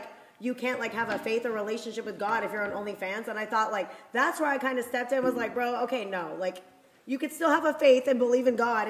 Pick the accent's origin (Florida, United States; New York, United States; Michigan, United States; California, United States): Michigan, United States; Detroit; now in Scottsdale, United States; I live in Scottsdale, Arizona. I'm from Detroit. I'm 32 years old.